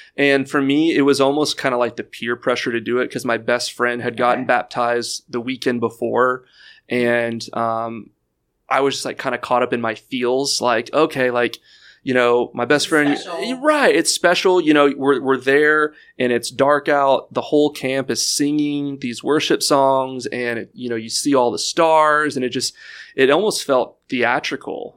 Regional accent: Houston, Texas, United States; growing up in Houston

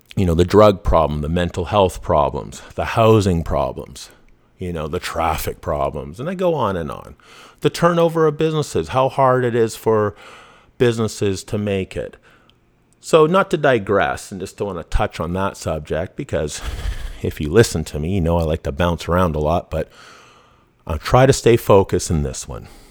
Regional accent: Vancouver, British Columbia, Canada; I grew up in Vancouver, I grew up in B C

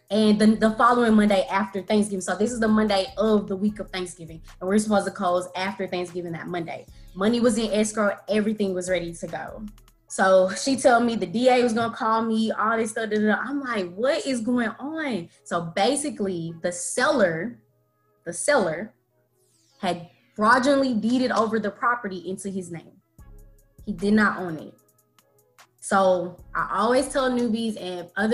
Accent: Dallas, Texas, United States; that's where I'm from. So grew up, born and raised

